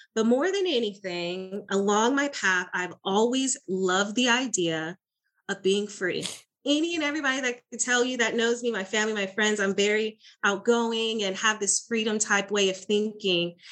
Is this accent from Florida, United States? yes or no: yes; Florida, United States; now in Dallas, United States; I am originally from Florida, now in the Texas, Dallas area